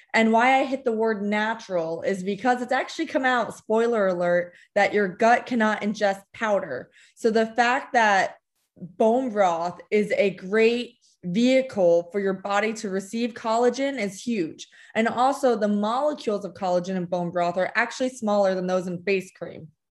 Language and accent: English; New Jersey, United States; also born or lived in Connecticut / Lima, Peru / California; I was born in Connecticut, raised most of my life in New Jersey. Um, moved to Lima, Peru for two years, back to New Jersey